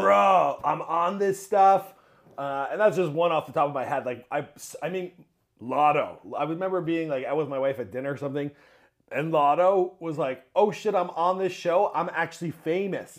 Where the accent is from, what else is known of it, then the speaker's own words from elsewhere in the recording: Mississauga, Ontario, Canada; I grew up in Mississauga.